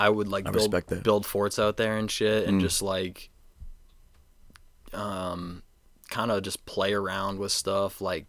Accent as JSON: {"language": "English", "town": "North Yarmouth", "region": "Maine", "country": "United States", "tie": "born or raised there", "said": "I'm from North Yarmouth for sure."}